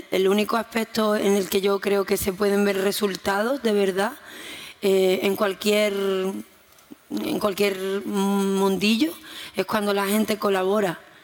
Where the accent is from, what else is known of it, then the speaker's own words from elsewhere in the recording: Jerez de la Frontera, Andalusia, Spain; Si yo nací en Jerez